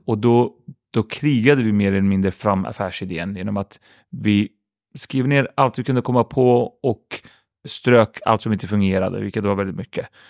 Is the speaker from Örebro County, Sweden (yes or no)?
yes; Örebro, Örebro County, Sweden; Swedish is a second language; Jag hade bra ungdomsår tycker jag. Uppvuxen i ett område som heter Vivalla i Örebro